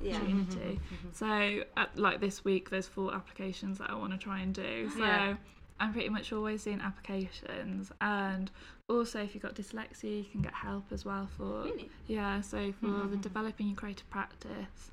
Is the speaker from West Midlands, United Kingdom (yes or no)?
yes; West Midlands, United Kingdom; I was living at home in the Midlands. I'm from the West Midlands, from my accent.